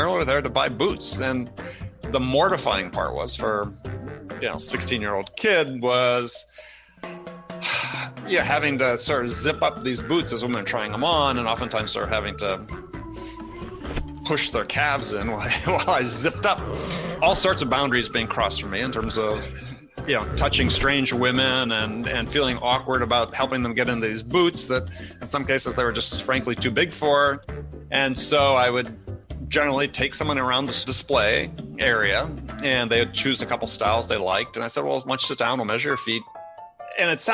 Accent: Madison, Wisconsin, United States; I was born in Madison. We actually had a backyard, but directly beyond our backyard was a cornfield.

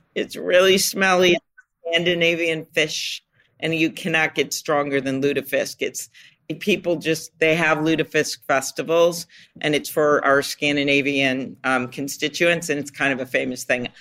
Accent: Minnesota, United States; we're from Minnesota.

